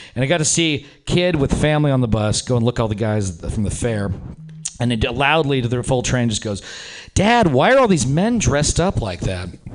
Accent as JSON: {"language": "English", "town": "Reno", "region": "Nevada", "country": "United States", "moved": "yes", "lives_now": "San Francisco, United States", "said": "I'm from Reno, Nevada originally"}